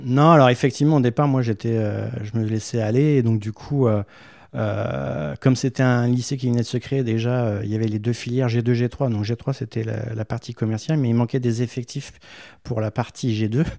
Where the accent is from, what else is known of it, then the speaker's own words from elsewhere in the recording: Méru, Hauts-de-France, France; also born or lived in Versailles; très jeune, à l'âge de cinq ans, euh, j'ai été, euh, dans l'Oise à Meru. Euh, donc mes parents avaient fait le choix d'aller, euh, euh, à la campagne, euh, faire construire une maison.